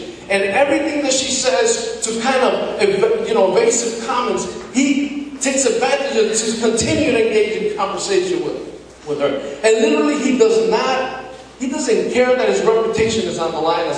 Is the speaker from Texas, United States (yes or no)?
no; New York City, New York, United States; in the 70s when I grew up in Washington Heights in the Dominican